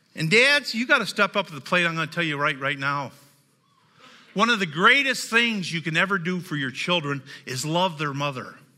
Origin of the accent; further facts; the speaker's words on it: the South, United States; I'm from the South. I'm a hillbilly.